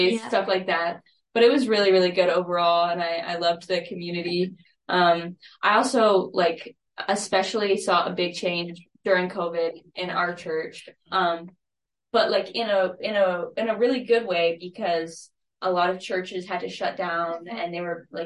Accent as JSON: {"language": "English", "town": "San Antonio", "region": "Texas", "country": "United States", "moved": "as an adult", "lives_now": "Lamoni, United States", "said": "I'm from San Antonio, Texas"}